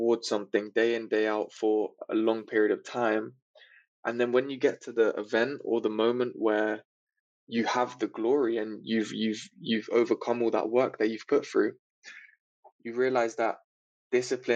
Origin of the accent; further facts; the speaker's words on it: London, United Kingdom; I grew up in England, in London. So not in the central part of London, but on the outskirts.